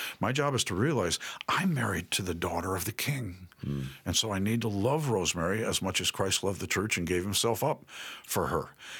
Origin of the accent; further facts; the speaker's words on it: New York City, New York, United States; I grew up in New York City.